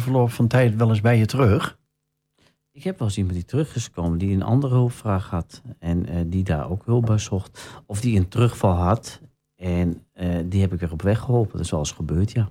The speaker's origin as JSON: {"language": "Dutch", "town": "Sneek", "region": "Friesland", "country": "Netherlands", "tie": "born or raised there", "also_born_or_lived": "Den Helder / Bodegraven", "moved": "yes", "lives_now": "Almelo, Netherlands", "said": "ik ben een Fries van oorsprong, ik ben in Sneek geboren."}